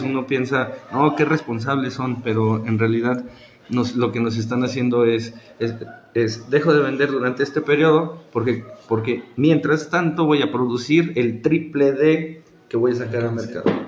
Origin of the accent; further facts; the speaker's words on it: Mexico; la cultura que tenemos como mexicanos